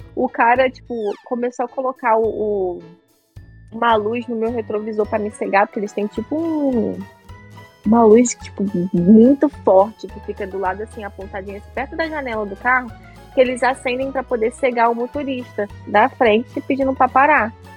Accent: Brazil; moved away; eu sou do Brasil, eu falo português.

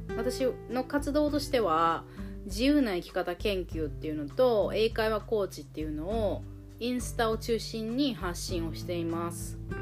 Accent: Shikoku, Japan; moved away as an adult; also born or lived in United States; 私の田舎の四国の方で子供を産んだりして生活を始めた

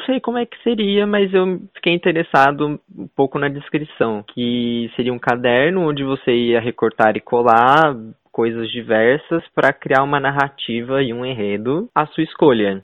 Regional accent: São Paulo, Brazil; accent: caipira; moved away; Nós dois que somos caipiras do interior.

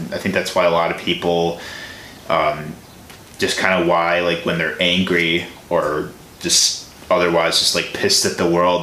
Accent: Tinley Park, Illinois, United States; I'm from Illinois

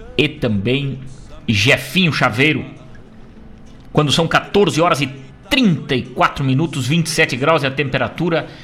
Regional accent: Rosário do Sul, Rio Grande do Sul, Brazil; lá da minha terra, Rosário do Sul

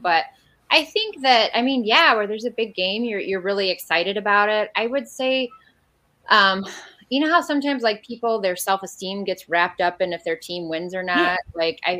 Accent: Defiance, Ohio, United States; moved away; Yeah, I'm from Defiance, Ohio originally.

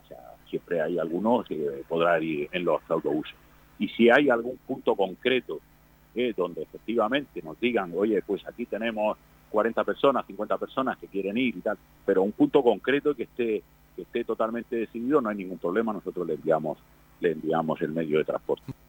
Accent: Spain; Somos ciudadanos de este país. Somos españoles

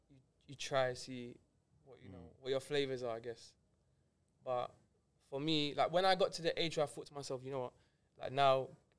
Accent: England, United Kingdom; So me, I am English. Well, English Irish.

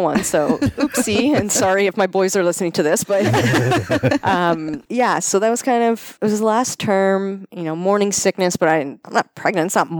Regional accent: Cambridge, Ontario, Canada; I'm from here. I grew up in Cambridge.

